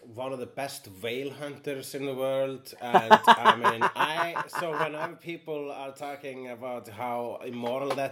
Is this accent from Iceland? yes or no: yes; Iceland; Am an Icelander